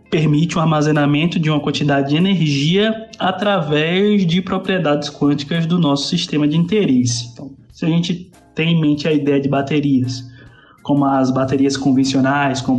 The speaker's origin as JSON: {"language": "Portuguese", "town": "Candeal", "region": "Bahia", "country": "Brazil", "said": "eu sou baiano da cidade de Candeal, que fica no interior da Bahia, aproximadamente uns 200 quilômetros da capital Salvador."}